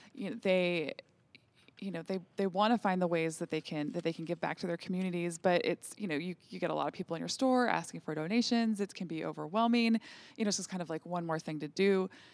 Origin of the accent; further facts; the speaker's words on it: Williston, North Dakota, United States; In my little town of thirteen thousand people growing up in Williston, North Dakota